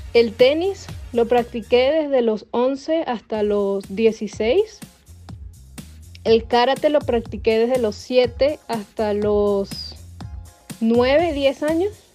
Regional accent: Carabobo, Venezuela; moved away; Carabobo Fútbol Club, que es de donde yo soy

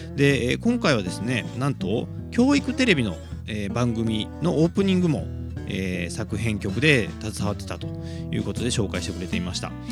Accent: Kobe, Hyogo, Japan; 神戸っ子

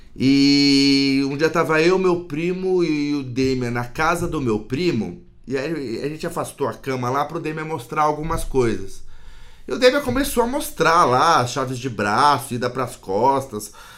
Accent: São Paulo, Brazil; sou de São Paulo, né? posso dizer que nasci em uma família privilegiada aqui, né, do, do centro de São Paulo

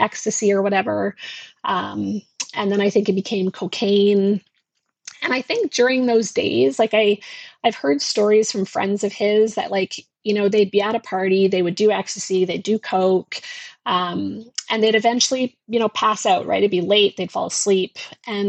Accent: Newfoundland and Labrador, Canada; We grew up in Labrador in a small town.

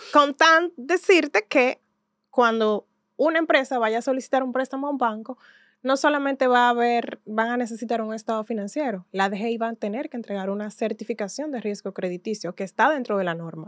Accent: Santiago de los Caballeros, Santiago, Dominican Republic; yo soy de Santiago de los Caballeros

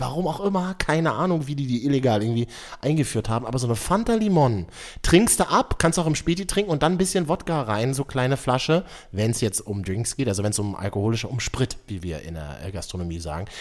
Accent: Berlin, Germany; von mir als geborener Berliner

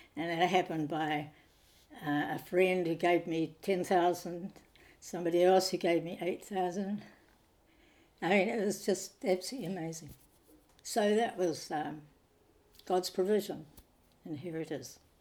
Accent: Nelson, New Zealand; also born or lived in Thailand; now in Auckland, New Zealand; I came from Nelson and the sea was where we spent quite a bit of time

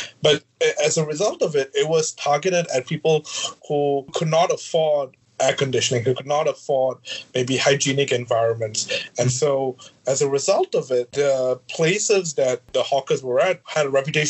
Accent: Singapore; As a Singaporean

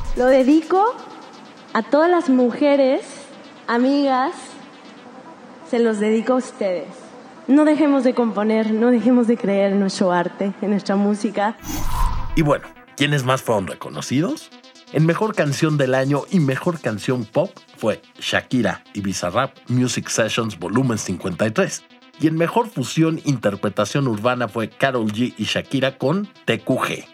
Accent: Mexico

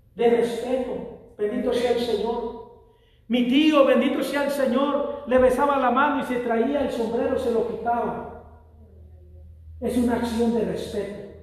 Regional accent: Mexico; moved away as an adult; nosotros en México

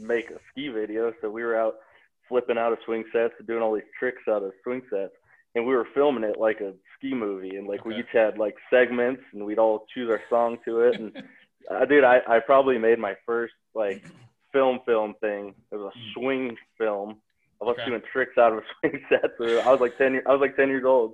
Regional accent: Bozeman, Montana, United States; growing up in Bozeman, Montana, it's obviously a ski town

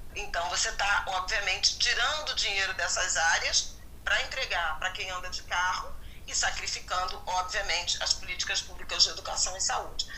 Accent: Rio de Janeiro, Brazil; antes eu tinha estudado em escolas municipais do bairro de Irajá, onde eu cresci

